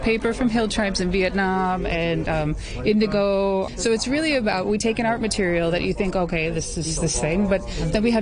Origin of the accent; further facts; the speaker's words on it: California, United States; moved away as an adult; also born or lived in Beijing; now in Hong Kong; I was born on the other side of this ocean in California